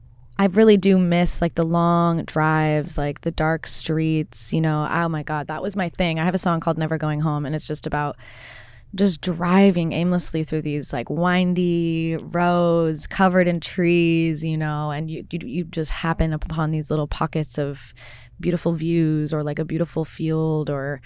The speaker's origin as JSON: {"language": "English", "town": "Port Orchard", "region": "Washington", "country": "United States", "tie": "born or raised there", "said": "Yeah, it's just on a, it's on a peninsula. So it's out by Gig Harbor, the Key Peninsula. It's cool. It's home, you know. My mom lived there up until a couple months ago."}